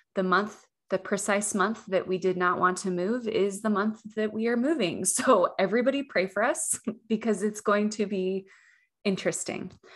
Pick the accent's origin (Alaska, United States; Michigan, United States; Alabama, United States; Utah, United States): Utah, United States; moved away as an adult; now in Texas, United States; I grew up in Utah